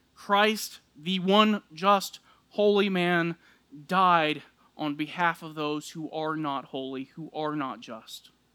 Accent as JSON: {"language": "English", "region": "South Texas", "country": "United States", "tie": "born or raised there", "said": "I grew up in South Texas"}